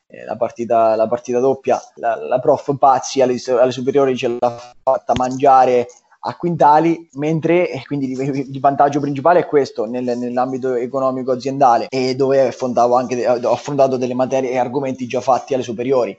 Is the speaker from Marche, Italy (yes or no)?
yes; Marche, Italy; also born or lived in Milan; sono dalle Marche